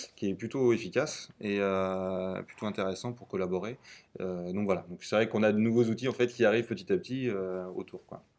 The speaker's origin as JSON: {"language": "French", "town": "Tours", "region": "Centre-Val de Loire", "country": "France", "tie": "born or raised there", "also_born_or_lived": "Blois / Nantes", "said": "je viens euh, d'une petite bourgade euh, au centre de la France qui s'appelle Tours. Voilà, je suis né à Tours"}